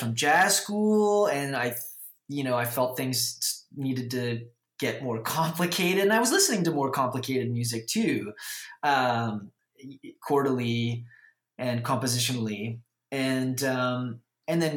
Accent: Vancouver, British Columbia, Canada; I grew up in Vancouver

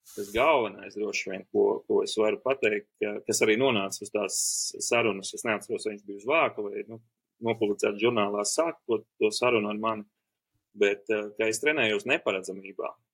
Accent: Preiļi, Latgale, Latvia; es uzaugu mazā brīnišķīgā Latvijas mazpilsētā Prēļi

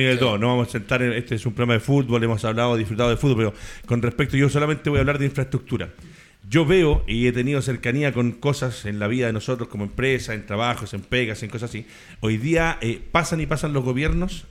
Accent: Valdivia, Los Ríos, Chile; yo soy de Valdivia

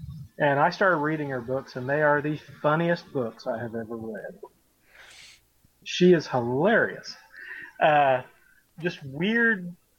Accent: the South, United States; accent: Southern; I can only do Southern because I'm Southern.

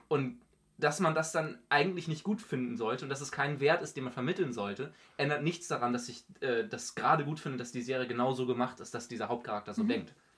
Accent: Northern Germany, Germany; für mich als Norddeutscher

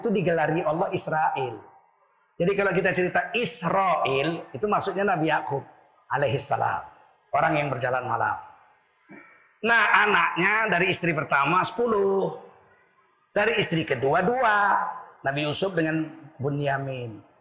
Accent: Malay, Sumatra, Indonesia; kami orang Melayu. Bapak saya orang Melayu.

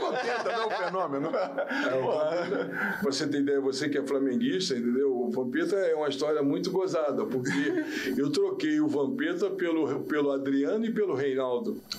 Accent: Rio de Janeiro, Brazil; Nasci em Maria da Graça, assim de minha mãe, entendeu? é, depois fui crescendo, eu morei no Jacarezinho, morei em Manguinhos

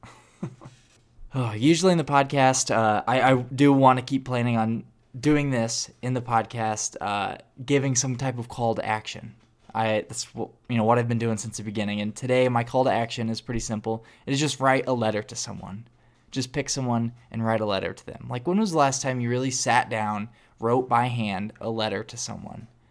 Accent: Illinois, United States; now in Atlanta, United States; I'm from Illinois

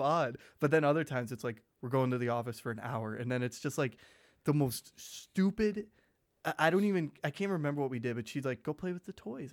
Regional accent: Michigan, United States; born or raised there; now in Oshkosh, United States

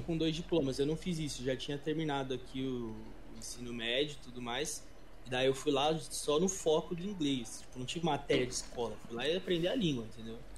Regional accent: São Paulo, Brazil; eu tenho 22 anos, mano, sou de São Paulo, é professor de inglês

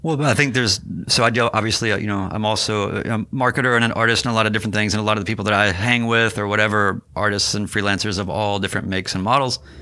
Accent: Winston-Salem, North Carolina, United States; moved away; also born or lived in New York City / Seattle; I grew up in North Carolina

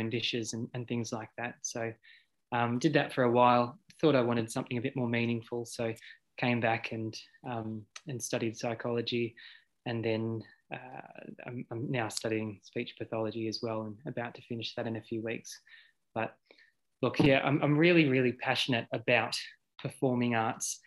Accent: Poowong, Victoria, Australia; I grew up in Poowong on in an old house next to our dairy farm

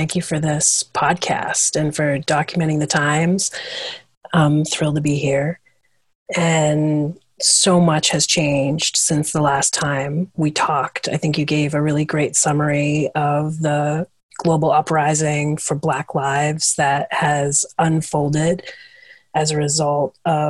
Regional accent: Ipswich, Massachusetts, United States; born or raised there

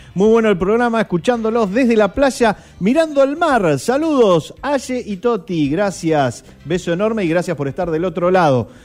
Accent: Necochea, Buenos Aires Province, Argentina; yo no nací acá en Necochea, pero los que vivimos desde muy pequeños

